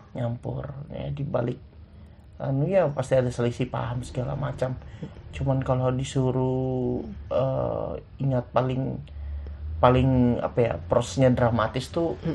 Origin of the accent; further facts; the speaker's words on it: Muara Badak, East Kalimantan, Indonesia; aku dari Muara Badak